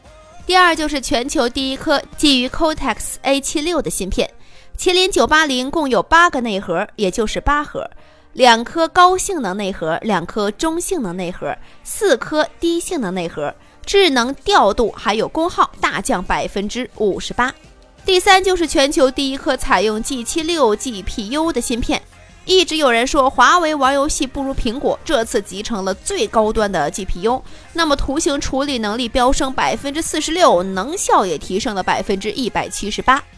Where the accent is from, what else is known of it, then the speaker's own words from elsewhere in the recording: China; 作为中国人，不理解为啥苹果公司在对待美国的领土主权时能够做到标注上的严谨，却在对待中国时做不到。